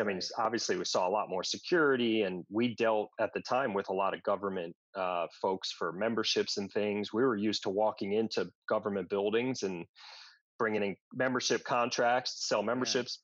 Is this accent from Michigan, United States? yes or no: no; Westchester, New York, United States; moved away as an adult; also born or lived in Washington, D.C.; I grew up in Westchester, up in New York